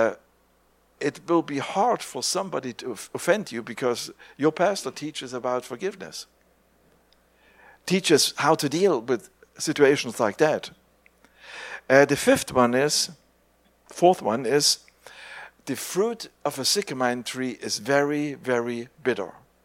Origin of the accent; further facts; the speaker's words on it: East Germany, Germany; English is a second language; growing up in East Germany